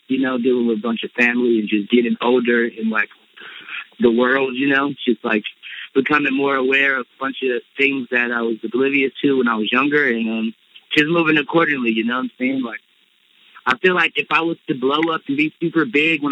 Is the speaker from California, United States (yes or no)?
yes; Compton, California, United States; moved away as an adult; also born or lived in Los Angeles; growing up in Compton